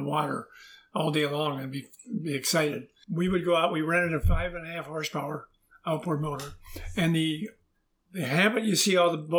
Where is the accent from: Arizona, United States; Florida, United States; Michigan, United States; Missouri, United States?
Michigan, United States; Dearborn; moved away as an adult; also born or lived in Detroit, Michigan; now in Canada; I grew up in Dearborn, Michigan, home of Henry Ford.